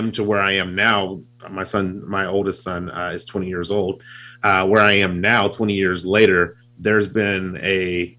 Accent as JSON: {"language": "English", "region": "California", "country": "United States", "tie": "born or raised there", "moved": "yes", "lives_now": "Utah, United States", "said": "I live in Utah, but I grew up in California"}